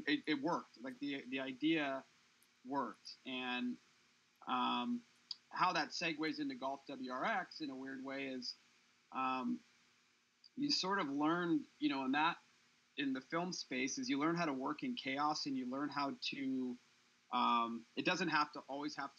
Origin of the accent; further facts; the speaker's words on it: Seattle, Washington, United States; moved away as an adult; also born or lived in California; I grew up in Seattle.